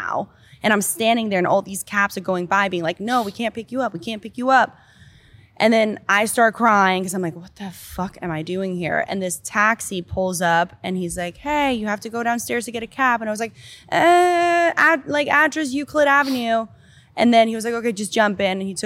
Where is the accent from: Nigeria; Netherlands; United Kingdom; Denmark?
Denmark; born or raised there; English is a second language; moved away as an adult; also born or lived in Miami, United States; now in United States